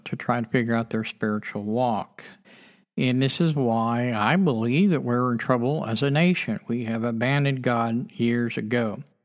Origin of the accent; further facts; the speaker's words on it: United States; as a child growing up in America